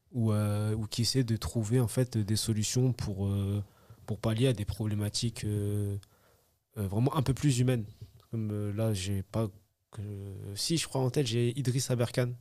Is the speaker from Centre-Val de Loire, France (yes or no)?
no; Évry, Île-de-France, France; je suis originaire d'Evry